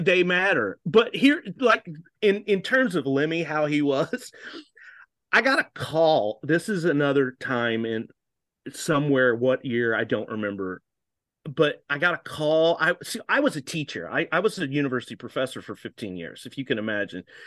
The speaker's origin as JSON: {"language": "English", "country": "United States", "accent": "American", "said": "they were shocked when they heard my accent"}